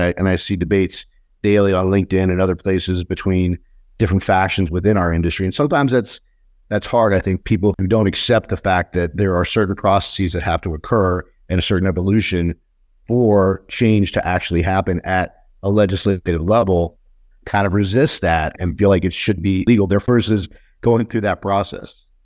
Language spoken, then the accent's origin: English; New York, United States; moved away; I was born in New York, but I, I left the East Coast a long time ago